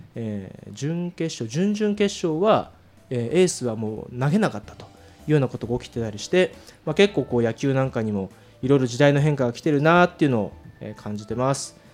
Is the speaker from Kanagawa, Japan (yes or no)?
yes; Kanagawa, Japan; 僕はあの神奈川が出身で